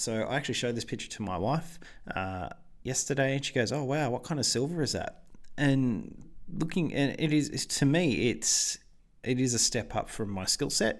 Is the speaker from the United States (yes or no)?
no; Australia; I'm an Australian